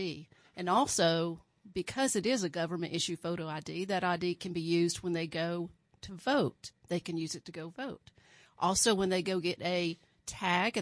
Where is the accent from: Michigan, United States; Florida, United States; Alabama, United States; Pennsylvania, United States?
Alabama, United States; now in Sedgwick County, Kansas, United States; I was born in Alabama and raised in a very small town, probably about 4,000 people